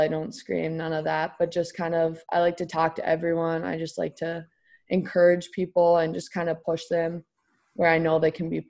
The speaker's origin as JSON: {"language": "English", "region": "Minnesota", "country": "United States"}